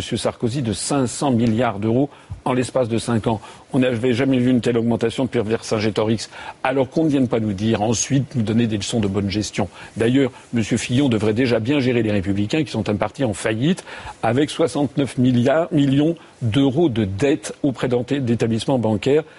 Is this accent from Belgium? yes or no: no; France; moi je suis français